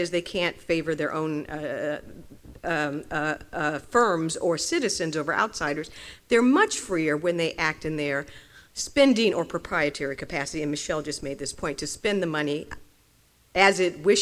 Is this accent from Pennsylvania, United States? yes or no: no; New York City, New York, United States; as a New Yorker